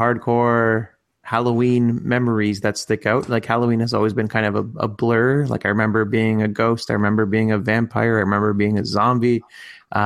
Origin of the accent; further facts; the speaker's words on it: Canada; when we were growing up in Canada as new immigrant families